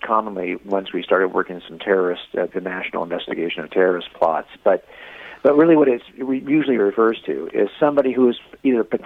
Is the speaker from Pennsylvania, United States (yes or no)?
no; Los Angeles County, Southern California, United States; I was raised in Southern California here in Los Angeles County